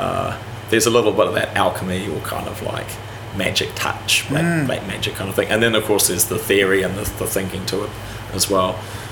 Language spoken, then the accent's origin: English; Wellington, New Zealand; also born or lived in Palmerston North; So I'm Wellington. You're a Wellingtonian? Yeah, Wellington High School, Eastern Suburbs.